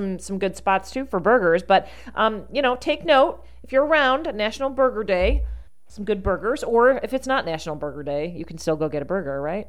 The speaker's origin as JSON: {"language": "English", "town": "Rochester", "region": "New York", "country": "United States", "moved": "yes", "said": "we're both from Rochester, New York."}